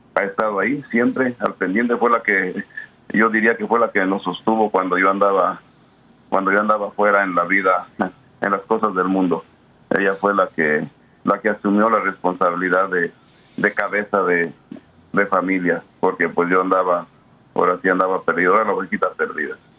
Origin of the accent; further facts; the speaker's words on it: Mexico; moved away; al menos en mi familia, pues venimos de pueblos pequeños en México